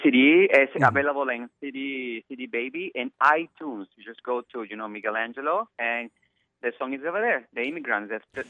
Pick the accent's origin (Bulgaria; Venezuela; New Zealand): Venezuela; moved away as an adult; also born or lived in Germany; I'm from Venezuela, and I left my country 17 years ago.